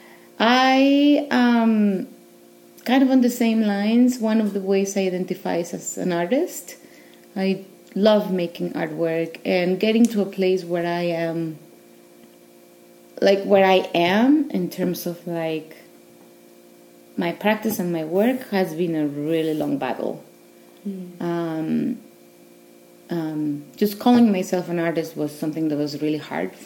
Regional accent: Mexico City, Mexico; moved away as an adult; also born or lived in Northwest, United States; now in United States; I'm originally from Mexico City, and I've been living in the States for the last, I don't know, maybe 14 years, 15.

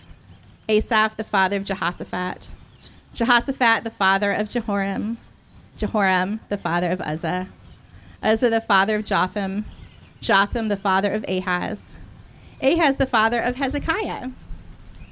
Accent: United States; accent: American; my total American accent

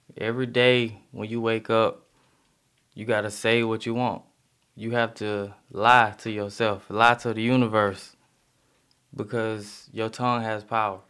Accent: Decatur, Georgia, United States; I'm from Decatur, Georgia

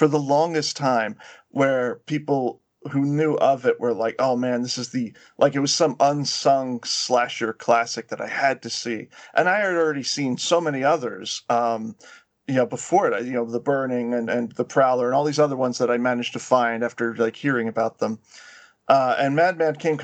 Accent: New York, United States; I'm from New York

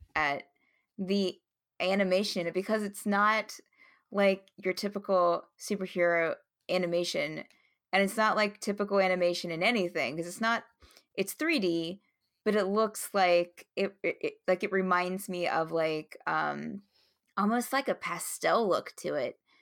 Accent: West Virginia, United States; I live in West Virginia, and I was born and raised in West Virginia

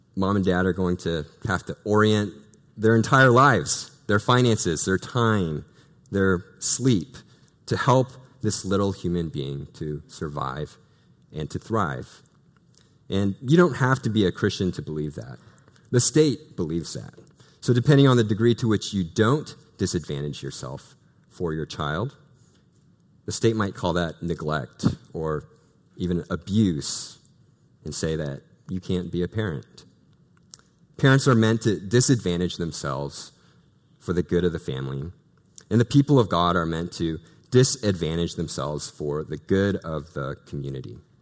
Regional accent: Pacific Northwest, United States; moved away; I'm originally from the Pacific Northwest

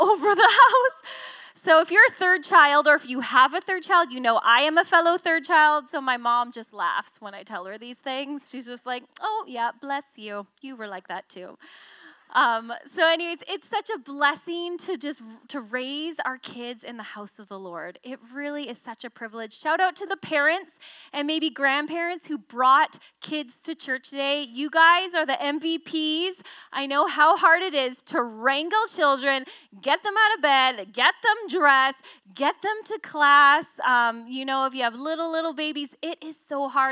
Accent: Victoria, British Columbia, Canada; I grew up in Victoria.

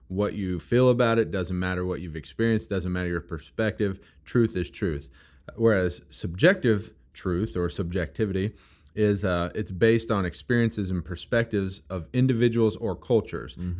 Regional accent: Missouri, United States; also born or lived in Kentucky; I am from Missouri, and I love my Missouri

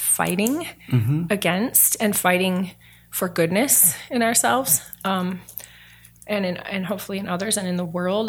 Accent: Fremont, Michigan, United States; I grew up in Fremont, Michigan, which is a little town an hour north of Grand Rapids, Michigan.

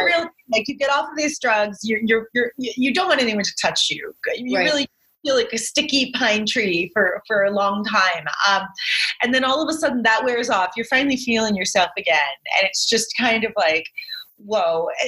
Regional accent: Cape Cod, Massachusetts, United States; I'm from Cape Cod

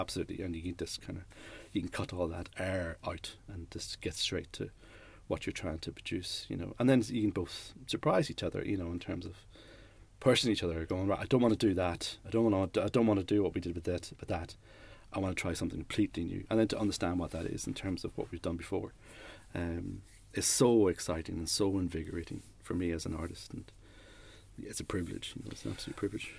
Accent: Newry, Northern Ireland, United Kingdom; moved away; also born or lived in London / Leicester; I grew up in Newry

